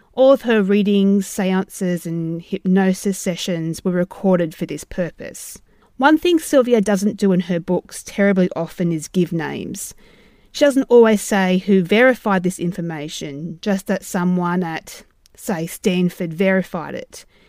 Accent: Australia; Being Australian

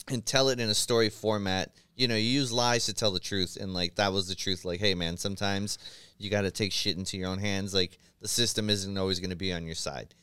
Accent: San Francisco, California, United States; born and raised in San Francisco

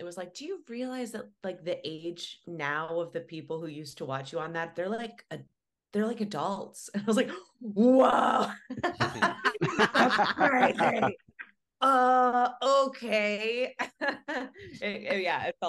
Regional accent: Ohio, United States; I grew up in Ohio. I grew up in a rural area, like saw Amish people driving their buggies quite often

